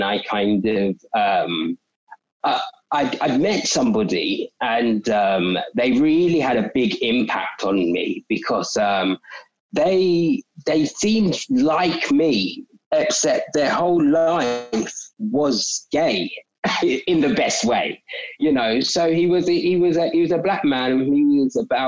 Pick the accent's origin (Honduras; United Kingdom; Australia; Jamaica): United Kingdom; London; South East London. We've always lived in South East London. So mainly Catford, but Sydenham, Broccoli as well.